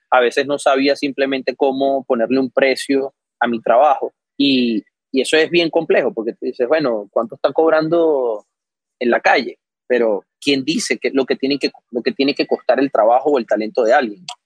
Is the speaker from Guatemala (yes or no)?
no; Venezuela; moved away; yo llegué de Venezuela con todo, me alquilé el apartamento, me compré un carrito para empezar las clases y tal.